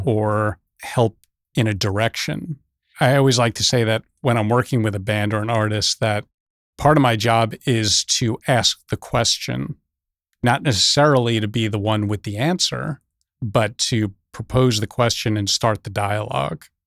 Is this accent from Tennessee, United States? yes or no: no; Teaneck, New Jersey, United States; I grew up in New Jersey, northern New Jersey, just over the George Washington Bridge, Teaneck, New Jersey